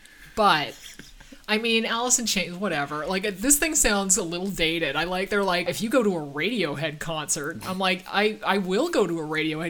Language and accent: English; Canada; And we're Canadian.